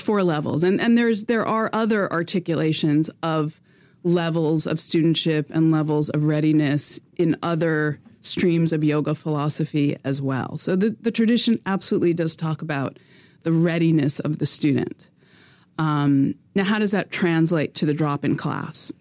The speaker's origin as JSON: {"language": "English", "country": "United States", "moved": "yes", "lives_now": "Quebec, Canada", "said": "as an American"}